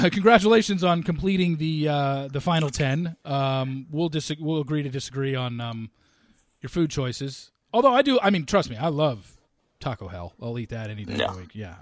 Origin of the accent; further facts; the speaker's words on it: Southern California, United States; I was growing up in Southern California